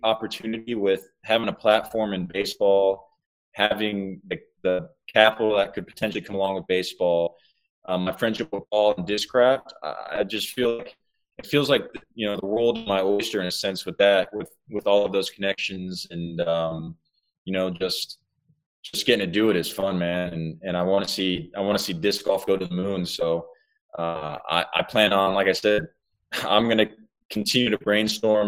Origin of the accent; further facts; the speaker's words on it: Georgia, United States; I'm from Georgia.